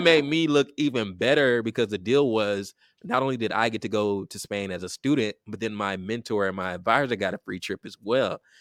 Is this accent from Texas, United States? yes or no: yes; Richmond, Texas, United States; I grew up in Richmond, Texas, a suburb of Houston, Texas